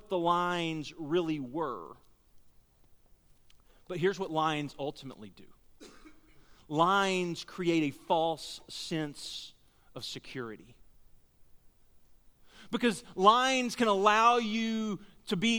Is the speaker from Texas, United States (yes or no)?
yes; Texas, United States; we're from Texas